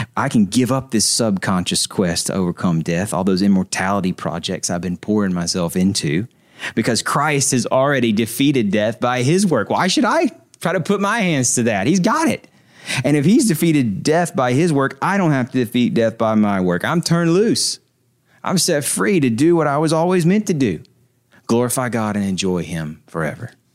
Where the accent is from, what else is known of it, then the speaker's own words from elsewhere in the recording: Nashville, Tennessee, United States; I'm from Nashville